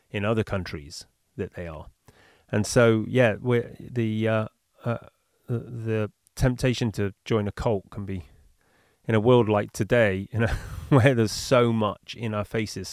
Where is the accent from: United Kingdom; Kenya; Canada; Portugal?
United Kingdom; Bristol, South West England; now in Bali, Indonesia; I'm flying in from Bali to the UK for it, back to my hometown of Bristol